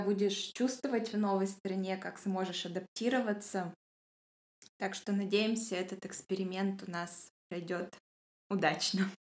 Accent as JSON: {"language": "Russian", "town": "Yekaterinburg", "region": "Sverdlovsk Oblast", "country": "Russia", "said": "я тоже из Екатеринбурга"}